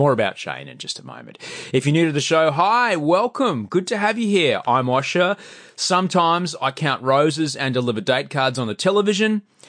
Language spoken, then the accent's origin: English; Australia; In fact, they get quite excited when we say we're from Australia.